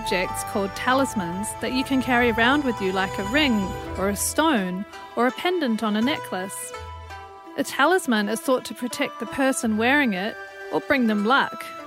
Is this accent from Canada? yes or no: no; New Zealand; now in Sydney, Australia; I'm from New Zealand originally